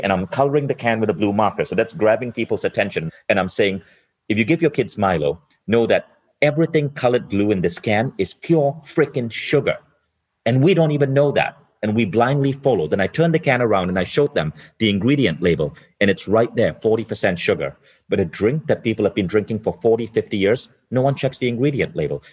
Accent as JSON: {"language": "English", "country": "Malaysia", "tie": "born or raised there", "moved": "yes", "lives_now": "Estonia", "said": "I live in Estonia now, but I was born in Malaysia."}